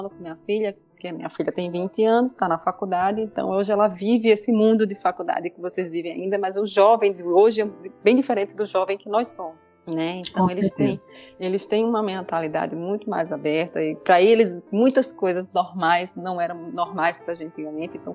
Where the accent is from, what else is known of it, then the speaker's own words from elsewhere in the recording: Northeast Region, Brazil; por ser mulher, eu passei problemas por ser nordestina, que eu